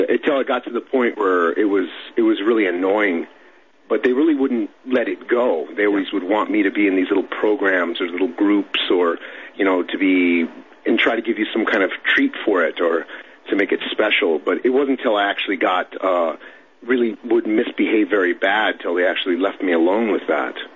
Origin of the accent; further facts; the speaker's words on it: Los Angeles, California, United States; I grew up in Southern California, Los Angeles area.